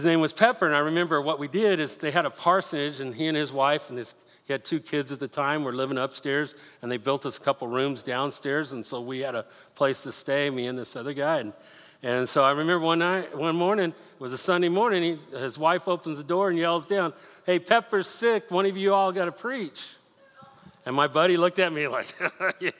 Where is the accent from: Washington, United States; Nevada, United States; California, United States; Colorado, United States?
Colorado, United States; Denver; I grew up in Denver